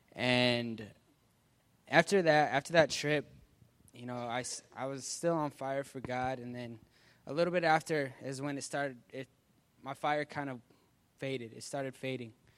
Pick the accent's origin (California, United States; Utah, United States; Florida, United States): Utah, United States; Salt Lake City; I'm from Salt Lake City, Utah.